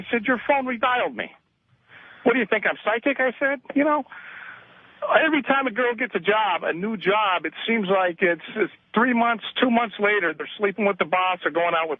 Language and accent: English; New York City, New York, United States; moved away as an adult; now in Los Angeles, United States; I'm from Brooklyn.